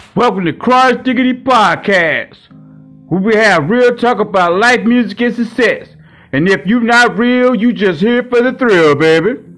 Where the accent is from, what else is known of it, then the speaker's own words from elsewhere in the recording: Hot Springs, Arkansas, United States; now in Milwaukee, United States; I live in Milwaukee, Wisconsin right now, but I'm raised from Hot Springs, Arkansas.